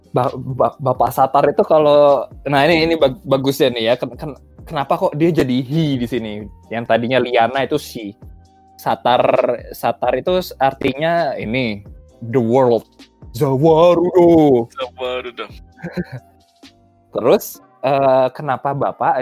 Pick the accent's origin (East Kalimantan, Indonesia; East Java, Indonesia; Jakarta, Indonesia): East Kalimantan, Indonesia; Balikpapan; moved away; Aku dari Balikpapan, tapi bukan orang Dayak Tulen, karena bapake adalah orang Jawa, jadi half-half